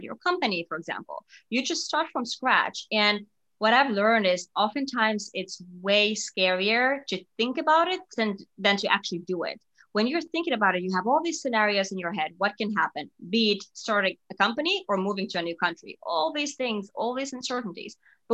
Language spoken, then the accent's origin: English; Finland; moved away as an adult; also born or lived in Singapore; now in New York, United States; I'm from Finland and that's where I grew up and went to college and everything